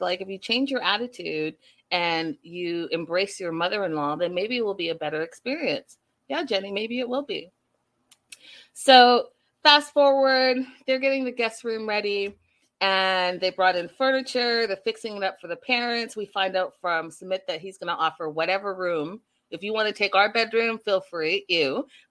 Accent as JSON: {"language": "English", "town": "Vancouver", "region": "British Columbia", "country": "Canada", "tie": "born or raised there", "also_born_or_lived": "North York", "said": "from Toronto, Canada. I was born in North York. And if you're from Toronto, you know where that is. And raised in Vancouver, BC, but I call both places home."}